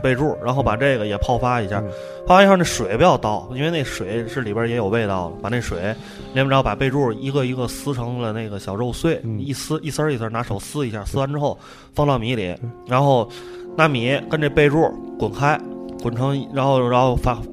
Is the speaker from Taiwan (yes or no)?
no; Tianjin, China; 我们作为天津人